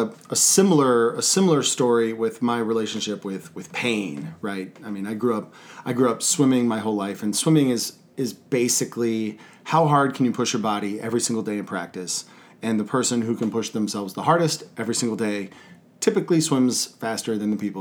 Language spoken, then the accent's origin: English; Texas, United States; I was from Texas